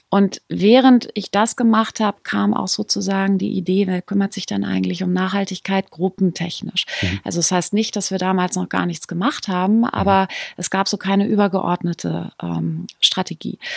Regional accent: North Rhine-Westphalia, Germany; born there; ich bin in der Nähe von Münster, äh, bin ich geboren. Meine mhm. Eltern sind wahnsinnig viel umgezogen.

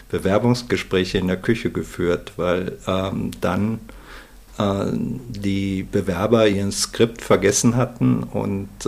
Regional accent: Hesse, Germany; born there; now in Munich, Germany; einer Family Investment Holding äh, hier in München und bin gebürtiger Hesse.

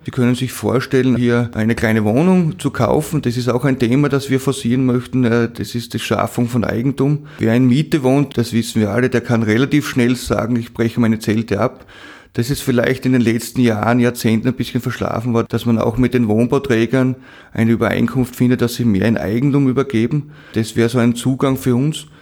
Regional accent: Eisenerz, Styria, Austria; Der steht bei uns in Eisnetz, auf das sind wir auch stolz

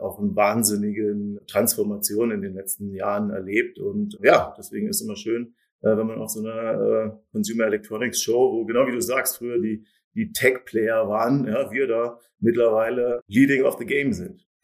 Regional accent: Germany; ich als Deutscher

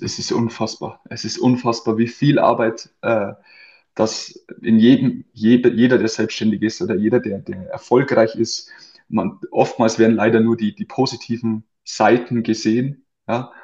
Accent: near Amberg, Bavaria, Germany; zum FC Amberg zurückzugehen, also zum damalig größten Verein in der, in der Umgebung von meinem Heimatort

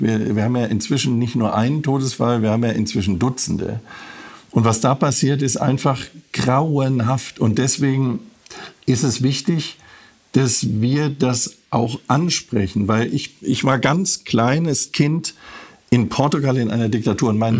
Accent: Frankfurt, Hesse, Germany; weil es meine Heimat ist.

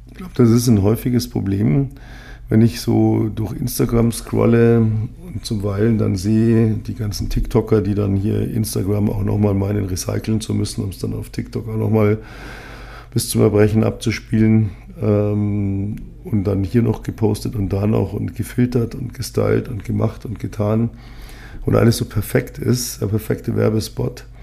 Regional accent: Munich, Bavaria, Germany; now in Berlin, Germany; Ich bin, äh, ich komme nicht aus der besten Gegend Münchens. Ich bin eher so im Hochhausghetto groß geworden mit allen, ja, allem, was dazugehört eigentlich.

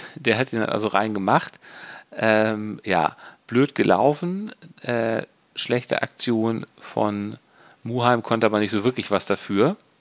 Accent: Hamburg, Germany; als Hamburger

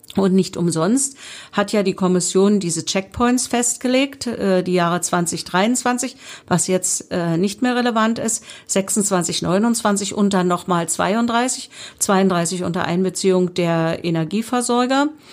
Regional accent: Spremberg, Brandenburg, Germany; ich bin ja gebürtige Sprembergerin und liebe meine Stadt

